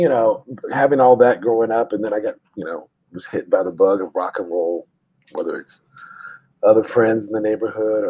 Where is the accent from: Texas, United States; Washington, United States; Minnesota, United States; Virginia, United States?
Texas, United States; San Antonio; also born or lived in Austin, Texas / Germany; I grew up, I was born in San Antonio, and that came up. That's a big part of my upbringing as well. I moved to Austin later